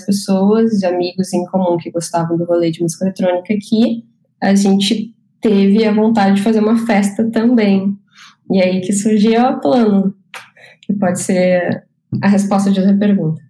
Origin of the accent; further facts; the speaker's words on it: Canela, Rio Grande do Sul, Brazil; now in Porto Alegre, Brazil; eu cresci em Canela, me mudei com sete anos para Canela